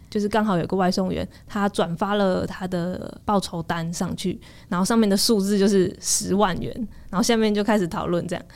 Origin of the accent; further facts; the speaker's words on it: Changhua County, Taiwan; moved away; also born or lived in Taipei; 我本来在台北，因为我是彰化人